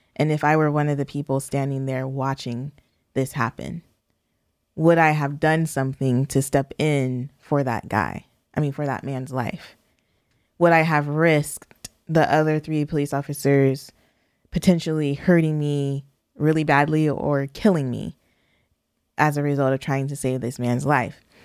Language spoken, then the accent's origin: English; San Diego County, California, United States; being born and raised in California, you definitely are feeling your blackness quite a bit. And or in southern, where am I? San Diego County.